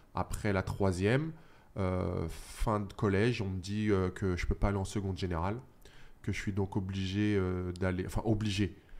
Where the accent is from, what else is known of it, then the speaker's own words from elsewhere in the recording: Saint-Cyr-l'École, Île-de-France, France; moved away as an adult; also born or lived in Australia; now in Los Angeles, United States; j'ai grandi euh, bah, dans une petite cité HLM à Saint-Cyr-l'École.